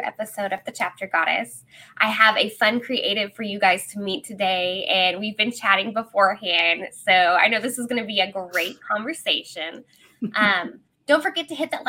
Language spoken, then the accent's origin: English; Oklahoma, United States; also born or lived in Texas; In Texas, and then we moved to Oklahoma